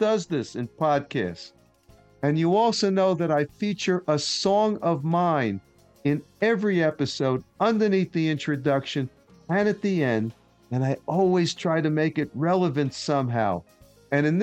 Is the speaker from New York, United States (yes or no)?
yes; New York City, New York, United States; I grew up in Queens as well